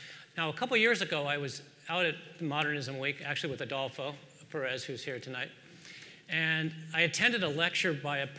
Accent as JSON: {"language": "English", "region": "California", "country": "United States", "moved": "yes", "said": "I'm originally from California"}